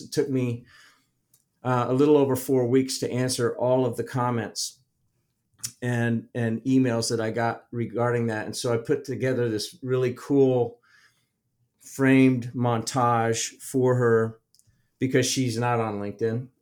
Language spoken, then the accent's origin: English; Midwest, United States; I'm from the Midwest